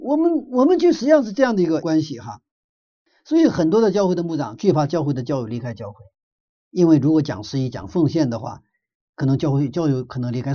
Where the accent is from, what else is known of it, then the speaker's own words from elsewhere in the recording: China; 我们中国人